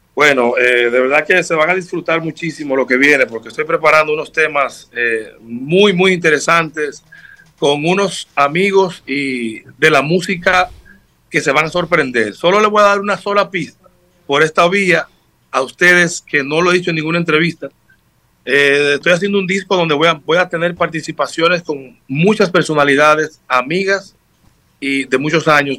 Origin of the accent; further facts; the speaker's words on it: Sabaneta, Santiago Rodríguez, Dominican Republic; Mi madre me inculcó en mi pueblo, Santiago Rodríguez, soy natal de allá de Sabaneta